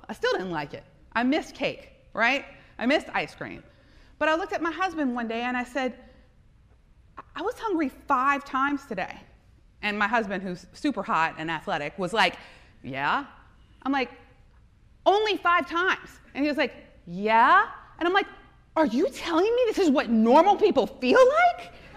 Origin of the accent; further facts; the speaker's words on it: South Louisiana, United States; I am from South Louisiana. My family is Lebanese.